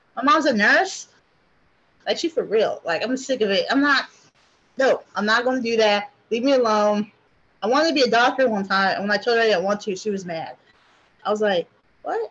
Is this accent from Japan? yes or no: yes; Japan; also born or lived in Hawaii, United States; now in United States; I grew up in Japan. I went to school there